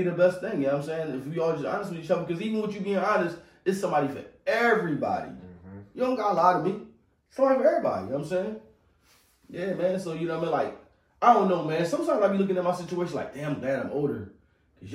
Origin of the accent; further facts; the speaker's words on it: Philadelphia, Pennsylvania, United States; I'm from North Philly